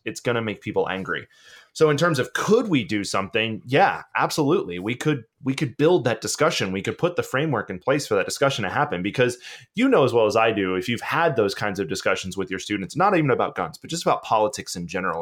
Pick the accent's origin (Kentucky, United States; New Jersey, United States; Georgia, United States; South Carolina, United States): Georgia, United States; I'm from Georgia. I grew up in the woods